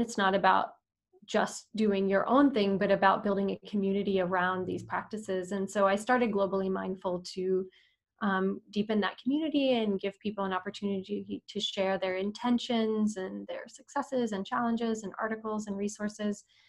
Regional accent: Austin, Texas, United States; moved away as an adult; also born or lived in Madagascar; I'm from Austin, Texas, and I I love Austin.

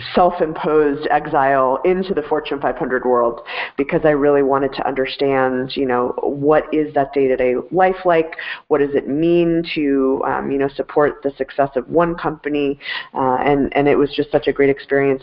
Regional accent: Denver, Colorado, United States; I am a uh, Denver native, born and raised

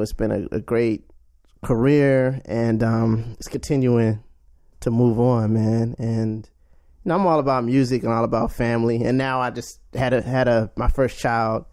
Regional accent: Washington, District of Columbia, United States; also born or lived in Charlotte, North Carolina; I'm from Washington, D C. I was born in Charlotte, North Carolina, but raised in D C.

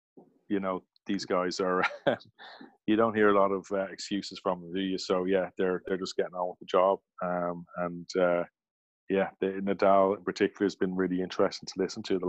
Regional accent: Limerick, Munster, Ireland; And when I was growing up in Limerick Lawn, we had 12 courts.

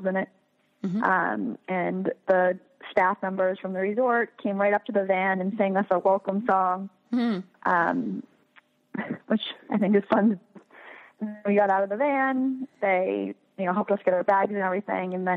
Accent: New York City, New York, United States; So I am from Staten Island, New York, and my travel agency is Right Destinations

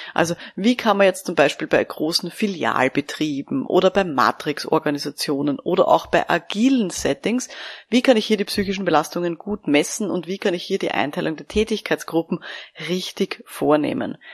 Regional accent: Austria; bei uns in Österreich

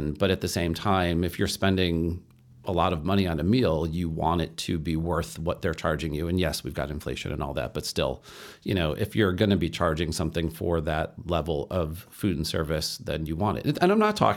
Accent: Chicago, Illinois, United States; I'm from Chicago

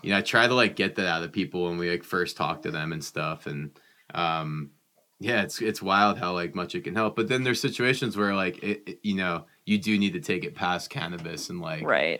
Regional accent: New Jersey, United States; I grew up in New Jersey

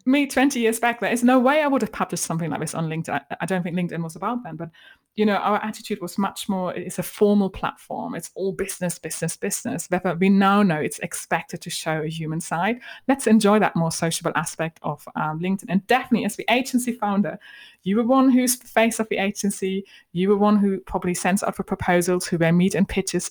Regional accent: Germany; accent: German; moved away; hide my German accent

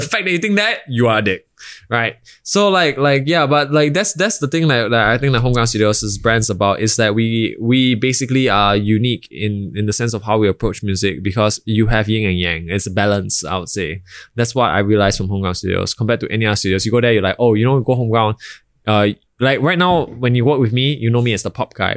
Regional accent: Singapore; I was born in Singapore by a, by a Bhutanese father and a Singaporean Chinese mother.

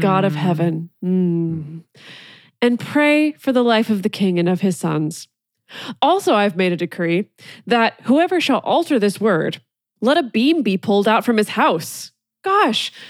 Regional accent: California, United States; when I was growing up in California

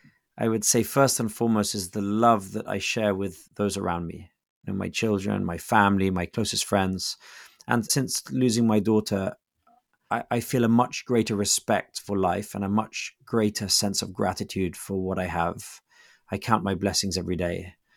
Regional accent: England, United Kingdom; I'm English.

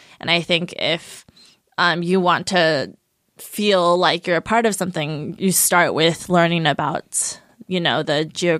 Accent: Taitung County, Taiwan; I'm from Jialulan, which is a tribe in Taidong, and I went there and like hung out in that little village and asked people if they knew of my ancestors

